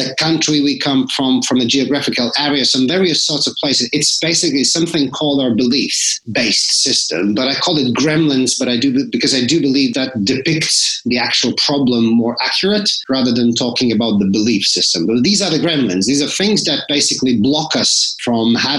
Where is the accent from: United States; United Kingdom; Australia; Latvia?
Latvia; So I come from Latvia. So that's where I was born.